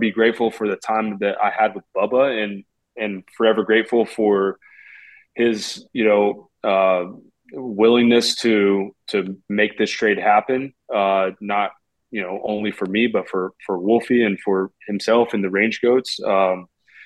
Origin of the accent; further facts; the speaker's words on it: Oklahoma City, Oklahoma, United States; I'm from Oklahoma City.